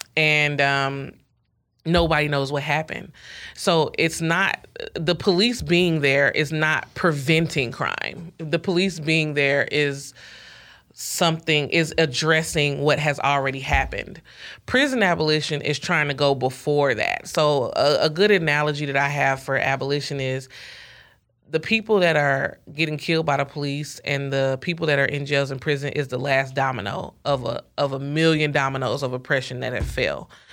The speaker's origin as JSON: {"language": "English", "town": "Ferguson", "region": "Missouri", "country": "United States", "tie": "born or raised there", "said": "Mike Brown was killed in my hometown"}